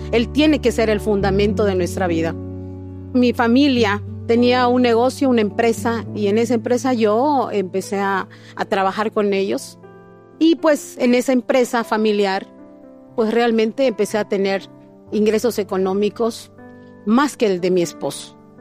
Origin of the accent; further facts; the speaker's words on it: Cozumel, Quintana Roo, Mexico; soy de Cozumel, Quintana Roo